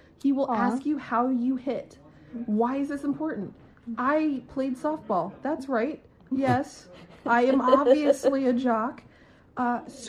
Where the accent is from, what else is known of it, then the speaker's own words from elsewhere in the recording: Maryland, United States; now in Florida, United States; I'm from Maryland. I guess I'm a Terp.